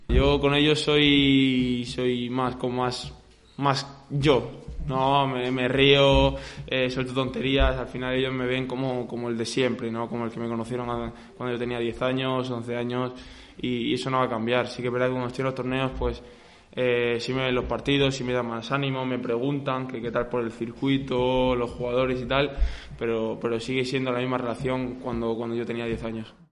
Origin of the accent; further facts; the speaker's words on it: Murcia, Region of Murcia, Spain; now in Villena, Spain; Soy murciano, soy murciano. Murcia, Murcia por delante siempre